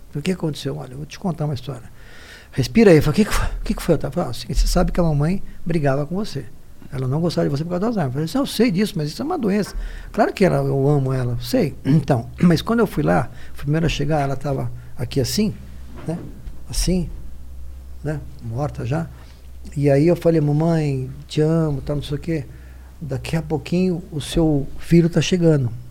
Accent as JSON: {"language": "Portuguese", "town": "Guarulhos", "region": "São Paulo", "country": "Brazil", "tie": "born or raised there", "lives_now": "São Paulo, Brazil", "said": "A gente nasceu em Guarulhos"}